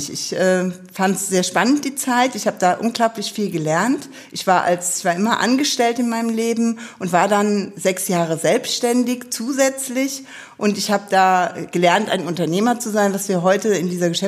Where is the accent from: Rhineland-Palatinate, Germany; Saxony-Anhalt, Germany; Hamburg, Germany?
Rhineland-Palatinate, Germany; Neuwied; Neuwieder Scherja in mehreren Generationen und da bin ich eigentlich auch sehr stolz drauf, weil Neuwied meine Heimat ist.